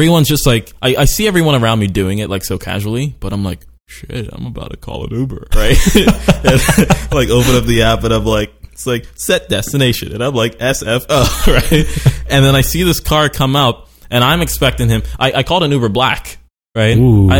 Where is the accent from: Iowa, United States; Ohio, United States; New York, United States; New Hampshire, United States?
New York, United States; Brooklyn; also born or lived in Sweden / Trinidad / Venezuela / Baltimore; I was born in Brooklyn, New York, lived briefly in Sweden. I lived briefly in like Trinidad and Venezuela.